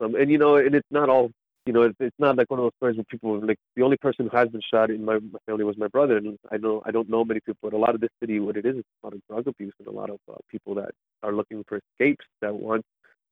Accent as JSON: {"language": "English", "town": "Niagara Falls", "region": "Ontario", "country": "Canada", "tie": "born or raised there", "also_born_or_lived": "St. Catharines, Ontario", "said": "I was born in Niagara Falls area. So I grew up there till about grade four. No, I think it was grade four. No, grade six, I moved to St. Catharines."}